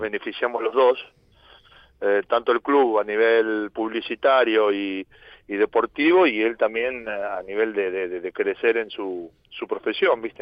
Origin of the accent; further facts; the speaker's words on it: Argentina; moved away as an adult; now in Ibiza, Spain; yo soy argentino